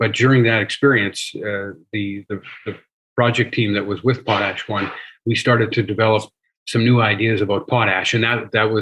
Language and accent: English; Saskatchewan, Canada; I'm an engineer, born and raised in Saskatchewan, spent essentially my entire career in Saskatchewan